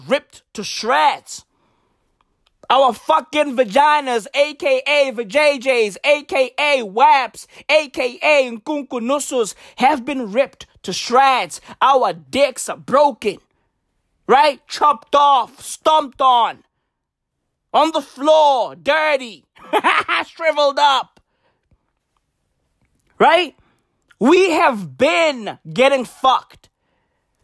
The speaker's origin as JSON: {"language": "English", "country": "South Africa", "said": "I love being South African. I love being African. I love being black. I love being Tswana"}